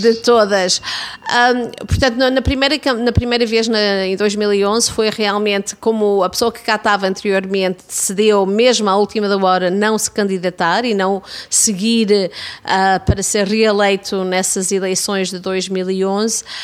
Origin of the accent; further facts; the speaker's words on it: Toronto, Ontario, Canada; also born or lived in Gouveia, Portugal; a minha comunidade de Davenport, a comunidade onde eu fui criada